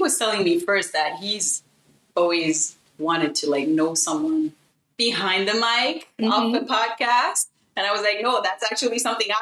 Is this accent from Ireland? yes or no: no; Benin; moved away; I am the child of a German mom and a Beninese father. I grew up in Benin.